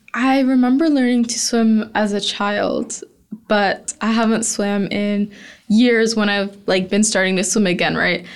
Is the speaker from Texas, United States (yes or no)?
yes; Houston, Texas, United States; growing up in Houston, where oil and gas is so huge